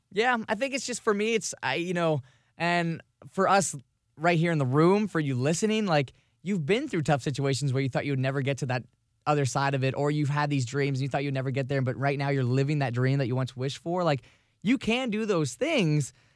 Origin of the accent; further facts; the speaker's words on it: Vero Beach, Florida, United States; moved away; my hometown in Vero Beach, which is across the state.